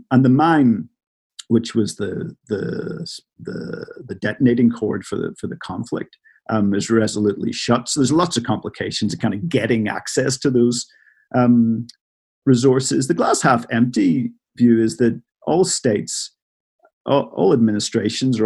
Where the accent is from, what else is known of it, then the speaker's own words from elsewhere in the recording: Northern Ireland, United Kingdom; moved away; I'm from Northern Ireland originally